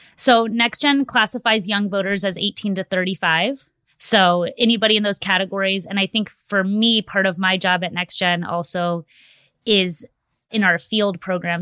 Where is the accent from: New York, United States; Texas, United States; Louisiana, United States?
Texas, United States; my home state of Texas